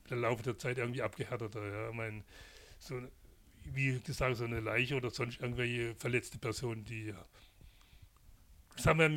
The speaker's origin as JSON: {"language": "German", "region": "Baden-Württemberg", "country": "Germany", "tie": "born or raised there", "said": "Ist auch meine Heimat, die Badischen"}